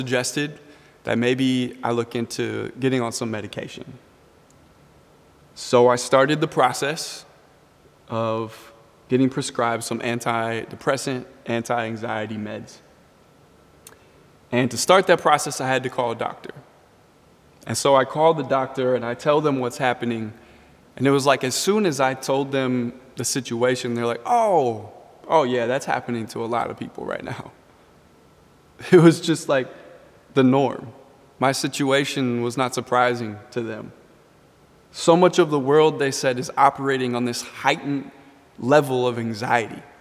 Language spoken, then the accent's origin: English; Richfield, Minnesota, United States; growing up in Richfield, there were always planes flying over my house. We were 10 minutes from the airport.